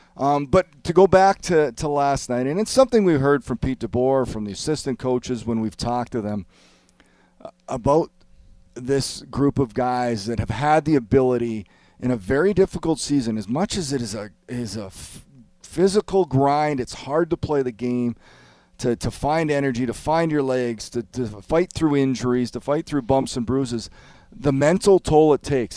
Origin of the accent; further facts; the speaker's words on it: Canada; I know I'm Canadian